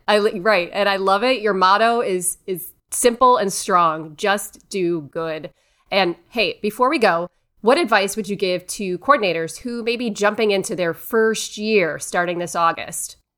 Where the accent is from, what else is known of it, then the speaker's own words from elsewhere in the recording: Cleveland, Ohio, United States; I am from Cleveland, born and raised a Browns fan